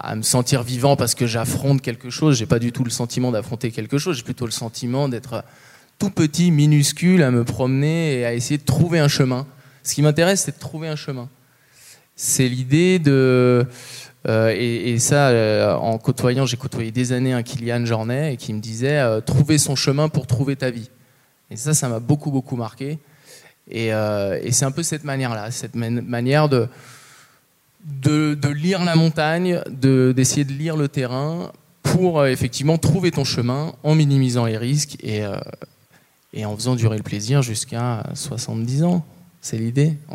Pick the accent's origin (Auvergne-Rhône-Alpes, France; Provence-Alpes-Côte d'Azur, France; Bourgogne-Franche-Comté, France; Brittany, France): Auvergne-Rhône-Alpes, France; Chamonix; now in Vallorcine, France; moi, je suis né, j'ai grandi à Chamonix, j'ai toujours été baigné dans la verticalité de Chamonix. Euh, actuellement, j'habite Valorcine